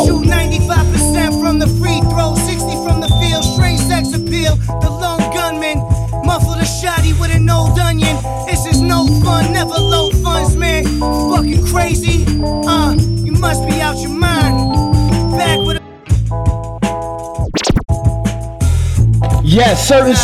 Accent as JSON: {"language": "English", "town": "New York City", "region": "New York", "country": "United States", "said": "We broadcasting out of the borough of Queens. I'm from Brooklyn"}